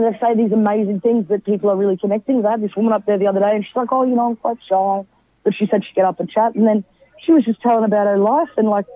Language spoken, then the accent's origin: English; Brisbane, Queensland, Australia; I'm from Brisbane